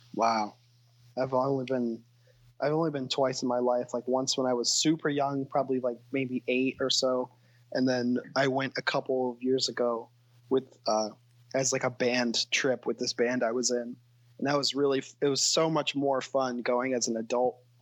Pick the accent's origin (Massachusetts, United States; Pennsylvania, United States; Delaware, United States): Delaware, United States; Wilmington; I was born and raised in Wilmington